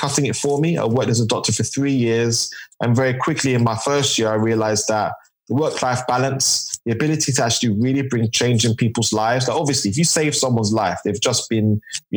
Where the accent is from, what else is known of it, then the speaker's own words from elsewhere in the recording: London, United Kingdom; I'm from East London, Tower Hamlets, born and raised.